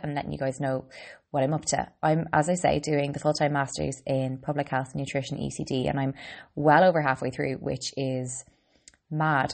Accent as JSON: {"language": "English", "country": "Ireland", "said": "I'm an Irish girl"}